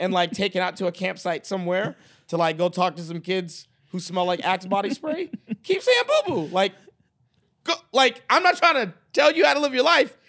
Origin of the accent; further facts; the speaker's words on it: Boston, Massachusetts, United States; moved away as an adult; now in Dallas, United States; I'm from Boston, Massachusetts